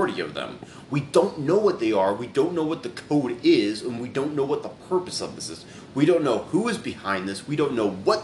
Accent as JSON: {"language": "English", "region": "Texas", "country": "United States", "tie": "born or raised there", "also_born_or_lived": "California", "said": "I'm from Cali and I was raised in Texas"}